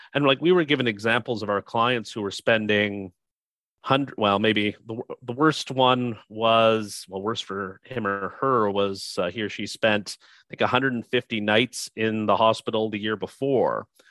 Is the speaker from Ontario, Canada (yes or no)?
yes; Niagara region, Ontario, Canada; my hometown or in my home region, which is the Niagara region in, uh, in Canada